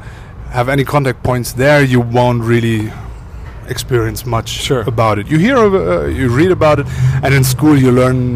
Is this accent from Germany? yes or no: yes; Germany; born there; Yes. I was born in Germany.